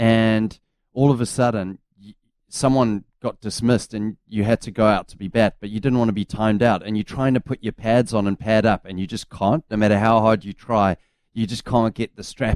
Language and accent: English; South Africa; now in New Zealand; I was playing against Uffies, which was Afrikaans Hoër School back in the day in South Africa.